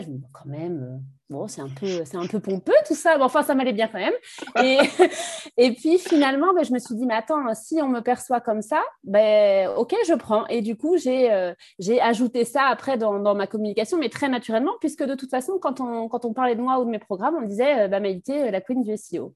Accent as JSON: {"language": "French", "region": "Brittany", "country": "France", "also_born_or_lived": "Capbreton", "moved": "yes", "lives_now": "Bordeaux, France", "said": "je suis, euh, bretonne d'origine"}